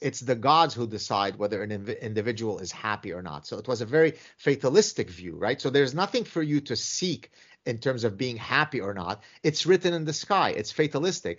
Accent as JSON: {"language": "English", "country": "Lebanon", "tie": "born or raised there", "said": "my own personal history growing up in the Lebanese Civil War"}